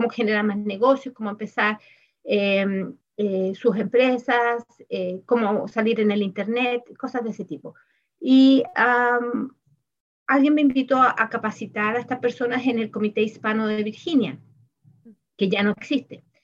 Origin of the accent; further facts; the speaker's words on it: Chile; moved away as an adult; also born or lived in Germany; now in United States; Yo ah, estudié en mi país, en Chile, y eh, trabajé en Alemania y trabajé, eh, bueno, acá en Estados Unidos estoy trabajando también.